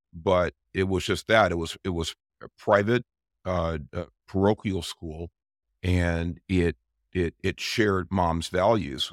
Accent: Los Angeles, California, United States; we grew up in Southeast L A. A lot of people know it as Watts

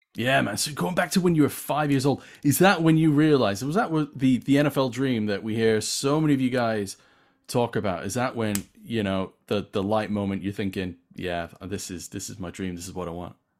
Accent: Winnipeg, Manitoba, Canada; now in England, United Kingdom; I grew up in Winnipeg and I played Pop Warner football

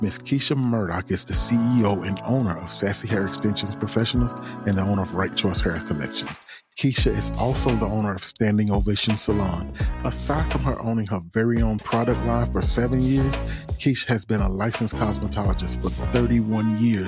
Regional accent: Tallulah, Louisiana, United States; moved away; also born or lived in Kennesaw, Georgia / Hagerstown, Maryland; from Tallulah, Louisiana. I'm a small town boy by way of Kennesaw, Georgia. Shout out to my hometown

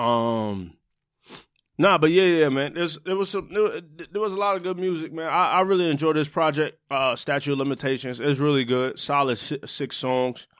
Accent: New York City, New York, United States; I'm from Brooklyn

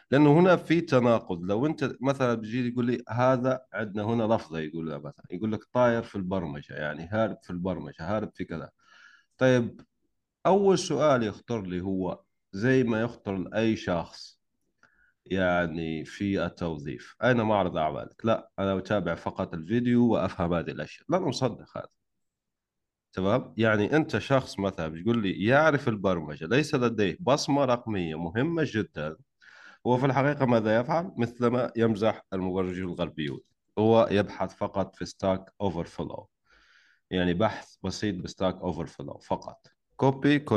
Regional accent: Algeria; انا وانت جزائري على فكره تعرف لو لو ما كنت جزائري مش راح احكي معك هذا الكلام

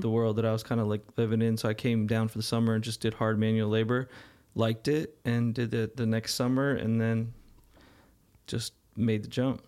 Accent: Arizona, United States; moved away; growing up in Arizona

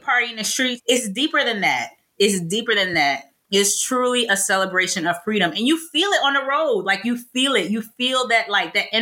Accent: Trinidad & Tobago; moved away; I'm from Trinidad

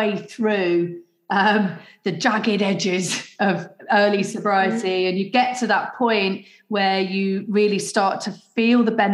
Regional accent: Leicester, East Midlands, United Kingdom; I'm from Leicester and that's in the Midlands

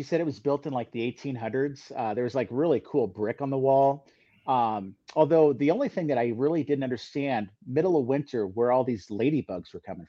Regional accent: Minnesota, United States; I'm from Minnesota

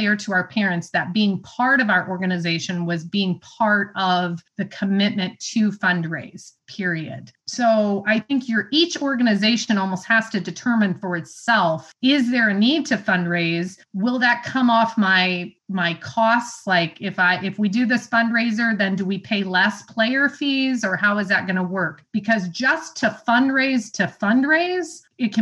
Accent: Illinois, United States; now in Indiana, United States; I'm from Illinois

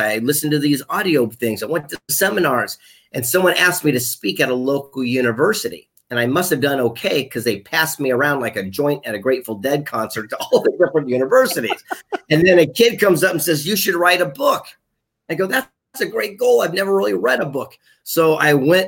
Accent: Del Mar, California, United States; also born or lived in La Jolla, California / Bonita, California; now in Carlsbad, United States; I'm here in San Diego, California, born and raised in the mean streets of Del Mar. I'm a coastal guy. And I grew up in La Jolla, Bonita, and now I'm up in Carlsbad

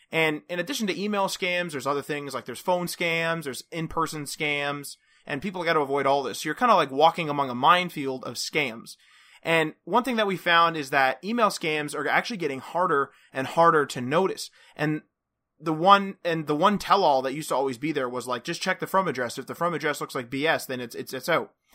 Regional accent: Canada; we're Canadian

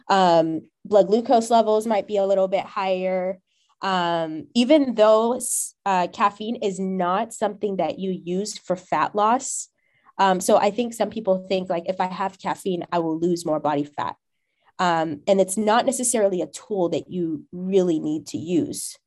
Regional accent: California, United States; moved away; also born or lived in Ohio; I'm from Cali, my idea of what a mixed population looks like is different because of how diverse it is here

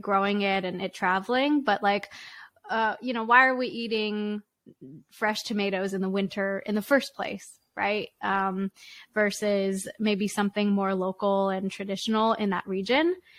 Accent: Richmond, British Columbia, Canada; in Richmond, British Columbia

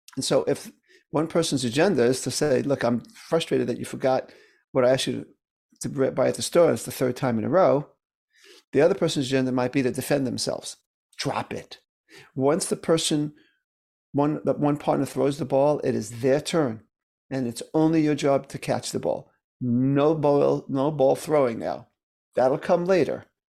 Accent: New York City, New York, United States; I grew up in Brooklyn, New York

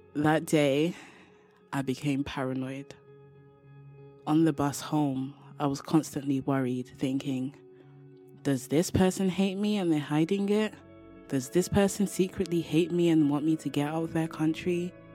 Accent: London, United Kingdom; from London, England

